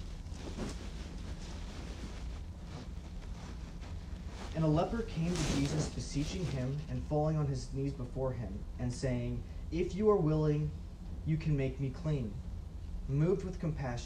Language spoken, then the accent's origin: English; near Chicago, Illinois, United States; moved away; also born or lived in Romania; I used to work on cars when I grew up near Chicago